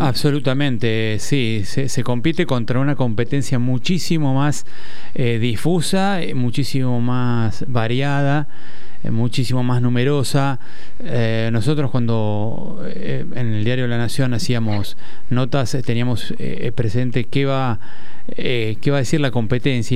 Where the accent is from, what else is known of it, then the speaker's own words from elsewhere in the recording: Buenos Aires, Argentina; Yo soy porteño, sí, de nacimiento, nacido y criado